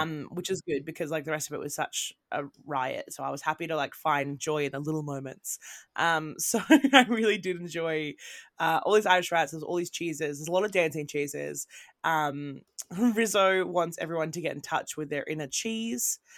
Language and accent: English; Australia; moved away as an adult; also born or lived in Britain; now in United Kingdom; I'm from Australia. Now I live in mm. Britain